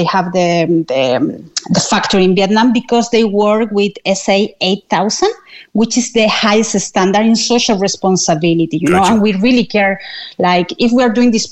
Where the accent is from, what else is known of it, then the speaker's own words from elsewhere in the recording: Chile; moved away as an adult; now in Cork, Ireland; I'm originally from Chile